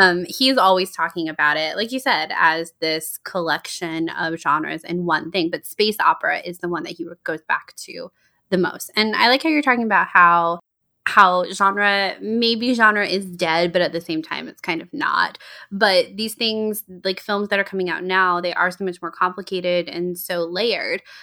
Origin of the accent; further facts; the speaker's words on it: Georgia, United States; Charlotte and I grew up in Georgia.